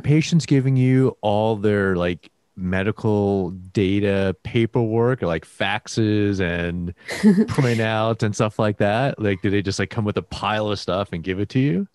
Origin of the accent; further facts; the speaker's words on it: Houston, Texas, United States; also born or lived in north of Chicago, Illinois; So I lived there for the first like seven years of my life, then nice. moved to Houston, Texas